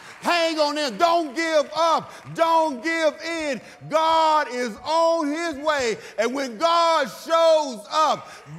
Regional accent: Texas, United States; See, I grew up in Third Ward, Texas, in the projects.

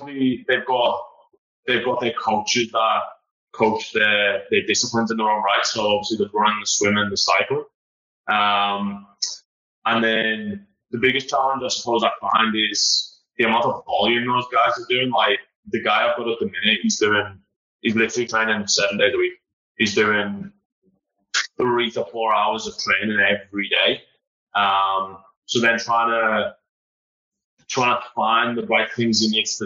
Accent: Liverpool, North West England, United Kingdom

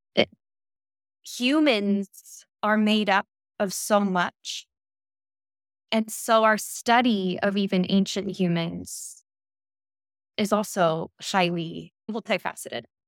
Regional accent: United States; moved away as an adult; also born or lived in Stellenbosch, South Africa; now in Copenhagen, Denmark; I am from the United States, but currently residing in Copenhagen, Denmark

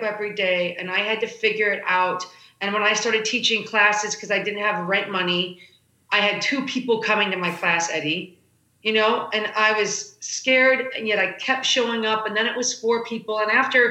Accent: Chicago, Illinois, United States; moved away; I'm a middle kid out of Chicago

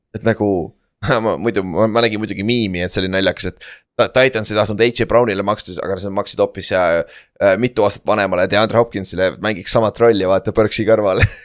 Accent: Estonia; ma olen ise saarest pärit

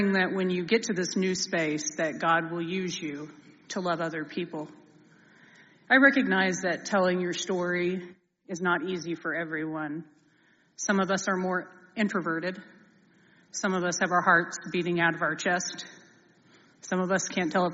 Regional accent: Bethany, Oklahoma, United States; I come from a small Oklahoma town called Bethany

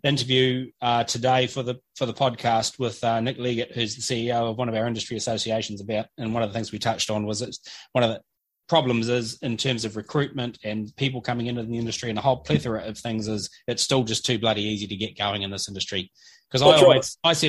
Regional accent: New Zealand; as a New Zealander

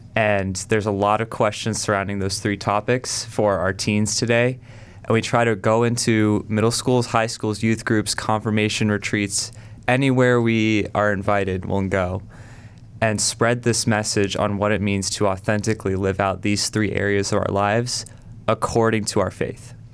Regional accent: South Carolina, United States; now in Cleveland, United States; I'm originally from South Carolina.

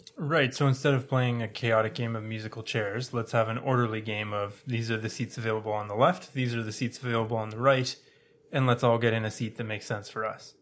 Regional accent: Toronto, Ontario, Canada; moved away as an adult; now in British Columbia, Canada; I'm from Ontario. I was raised in Toronto. I moved to British Columbia for residency

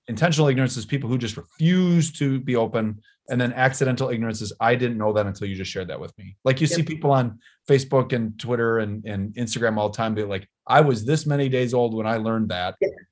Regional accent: Wisconsin, United States; I'm the mayor of my uh, of where my hometown where i grew up and lived

